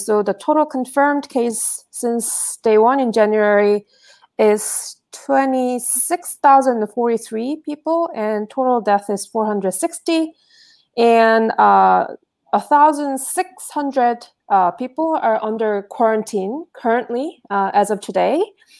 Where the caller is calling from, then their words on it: Philadelphia, Pennsylvania, United States; So I'm calling in from Center City, Philadelphia